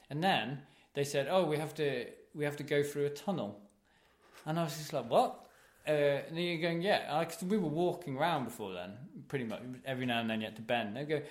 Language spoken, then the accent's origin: English; Wisconsin, United States; I'm from Wisconsin.